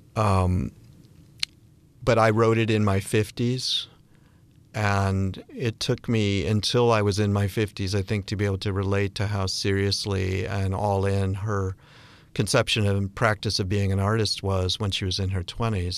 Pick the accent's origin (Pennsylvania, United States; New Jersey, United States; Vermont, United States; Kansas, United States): Vermont, United States; Bennington; I'm from Bennington, Vermont